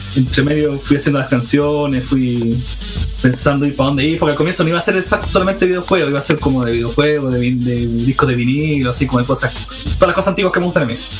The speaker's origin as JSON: {"language": "Spanish", "town": "Iquique", "region": "Tarapacá", "country": "Chile", "tie": "born or raised there", "also_born_or_lived": "Santiago", "moved": "as an adult", "said": "yo soy originario de Iquique, pero en esa época estaba en Santiago"}